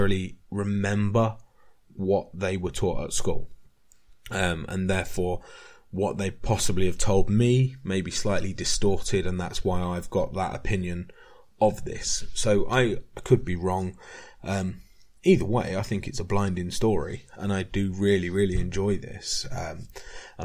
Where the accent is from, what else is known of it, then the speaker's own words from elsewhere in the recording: United Kingdom; we're not taught about this in British schools